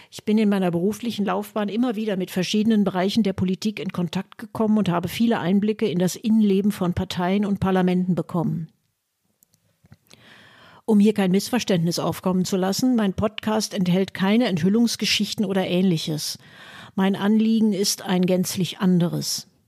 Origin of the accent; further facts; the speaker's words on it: Münster, North Rhine-Westphalia, Germany; born there; Zwar wurden auch damals schon in meinem Geburtsort Münster, vorwiegend bei studentischen Mitgliedern der SPD, Gedanken der Stammokap-Theorie diskutiert.